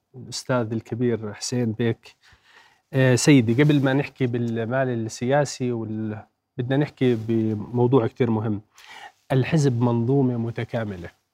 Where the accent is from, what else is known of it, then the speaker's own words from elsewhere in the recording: Jordan; انا كمواطن اردني